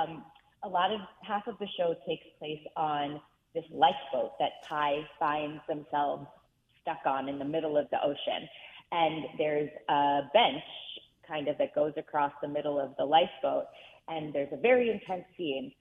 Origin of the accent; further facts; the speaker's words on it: Reisterstown, Maryland, United States; grow up in Reisterstown, Maryland, which is outside of Baltimore City.